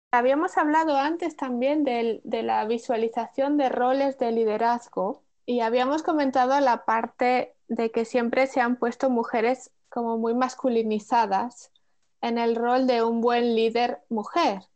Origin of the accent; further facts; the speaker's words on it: Spain; moved away as an adult; now in Netherlands; siendo española, viviendo en Holanda